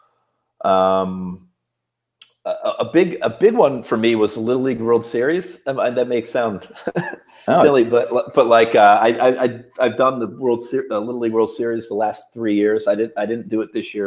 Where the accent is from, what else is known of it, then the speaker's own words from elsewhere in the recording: Hudson, Ohio, United States; moved away; Hudson, Ohio